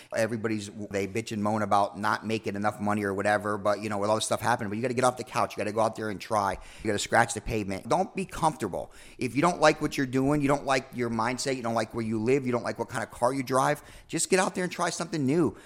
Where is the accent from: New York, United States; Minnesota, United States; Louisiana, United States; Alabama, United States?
New York, United States; moved away as an adult; also born or lived in Atlanta; I'm from New York